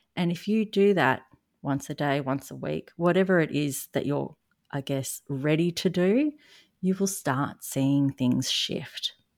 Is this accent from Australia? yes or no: yes; Australia; accent: Australian; if you haven't noticed from my accent, I am in Australia